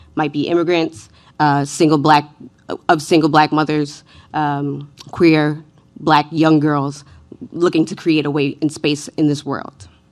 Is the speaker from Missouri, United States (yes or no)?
no; New York City, New York, United States; I was raised in New York City by a single mother in the nineties.